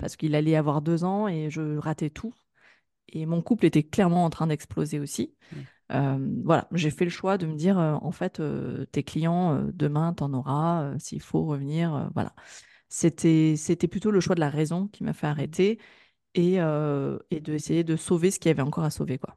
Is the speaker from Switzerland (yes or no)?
no; Grenoble, Auvergne-Rhône-Alpes, France; moi, je suis originaire de Grenoble